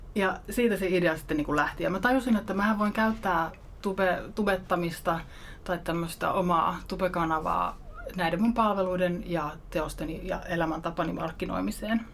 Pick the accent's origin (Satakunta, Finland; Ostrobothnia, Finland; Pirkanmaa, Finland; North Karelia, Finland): Ostrobothnia, Finland; Mä oon pohjalaisesta yrittäjäperheestä kotoisin.